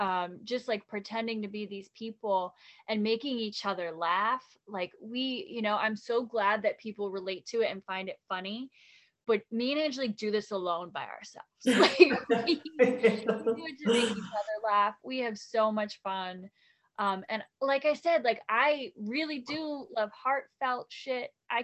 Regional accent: Long Island, New York, United States; also born or lived in New Jersey; I'm from New York, Long Island, New Jersey, kind of like back and forth all over the place. And a lot of like Long Island family.

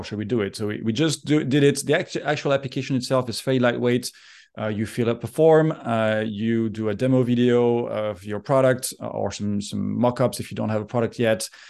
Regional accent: France; moved away as an adult; also born or lived in Geneva, Switzerland; now in United States; I'm originally from France. I grew up there, went to school there.

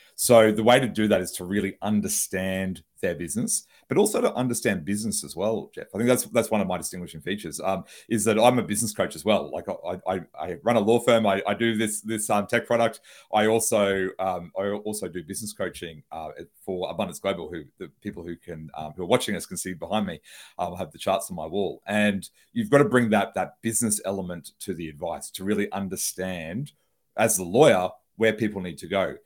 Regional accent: Brisbane, Queensland, Australia; I'm a lawyer from Brisbane, Australia.

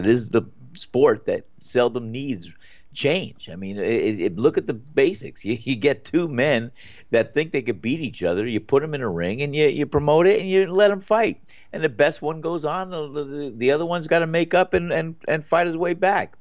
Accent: Northeast, United States; moved away; where I grew up in the Northeast

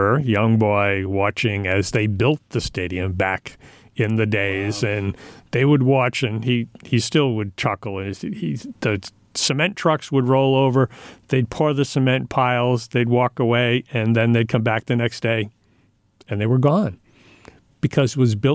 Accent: Pawtucket, Rhode Island, United States; now in Franklin, United States; I grew up in Pawtucket. On Division Street

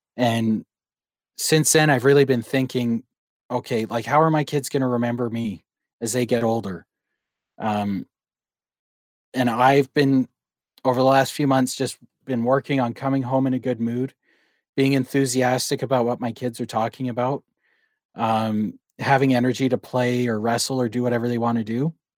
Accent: Calgary, Alberta, Canada; now in Langley, Canada; I was born and raised in Calgary.

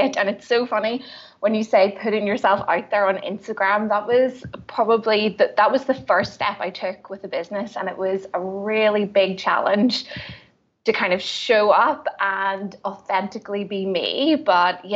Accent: Belfast, Northern Ireland, United Kingdom; I am originally from Belfast in Northern Ireland

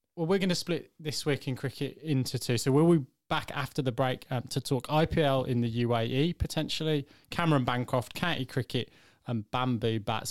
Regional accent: England, United Kingdom; as an English fan

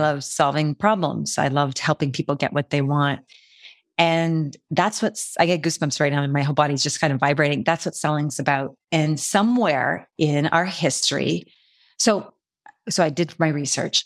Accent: Canada; I'm Canadian

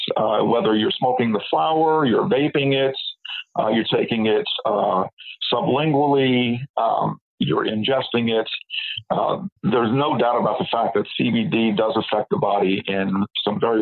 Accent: New York City, New York, United States; moved away; also born or lived in San Francisco; I was born in Brooklyn, New York

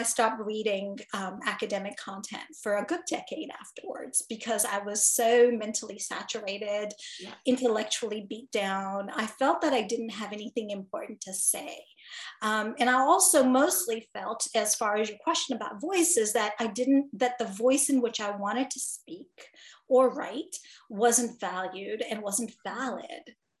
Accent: Gaborone, Botswana; moved away as an adult; When I first arrived in Chicago as an international student from Botswana, was like, well, I could tell you Botswana, but then you'd ask me, where's that? And then I'd say to you, well, I'm from the capital city, Gaborone

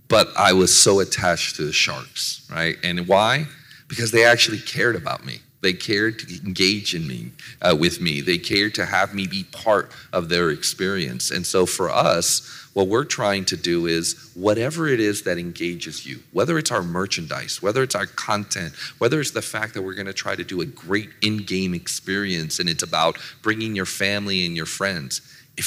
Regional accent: San Jose, California, United States; moved away as an adult; now in Arizona, United States; I grew up in San Jose.

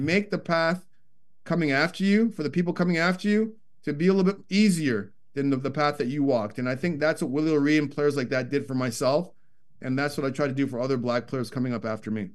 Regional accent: Toronto, Ontario, Canada; growing up in Scarborough, Ontario, suburb of Toronto

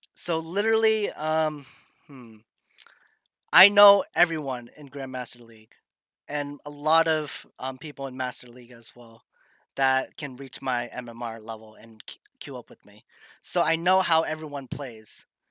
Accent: Massachusetts, United States; also born or lived in Maine; I am born and raised in Massachusetts.

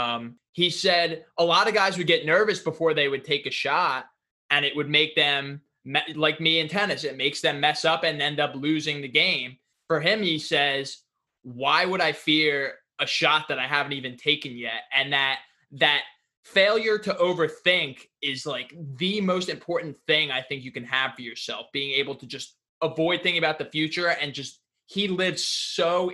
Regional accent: United States; I'm from New York, New Jersey

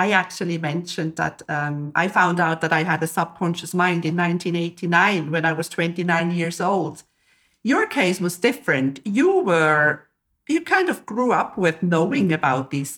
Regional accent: Switzerland; I'm from Switzerland

